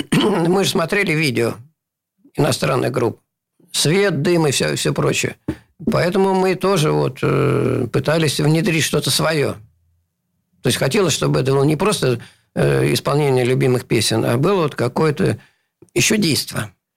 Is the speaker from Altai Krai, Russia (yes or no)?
no; Saint Petersburg, Russia; born or raised there